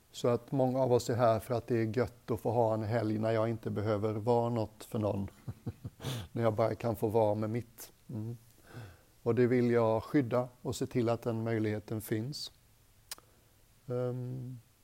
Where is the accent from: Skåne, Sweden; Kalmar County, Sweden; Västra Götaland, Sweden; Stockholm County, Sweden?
Västra Götaland, Sweden; Gothenburg; Jag är göteborgare